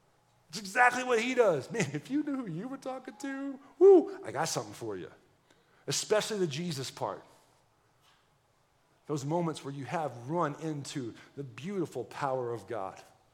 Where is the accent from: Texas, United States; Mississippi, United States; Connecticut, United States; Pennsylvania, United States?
Texas, United States; If that doesn't let you know I'm from Texas, I don't know what. I actually don't talk like a Texan a whole lot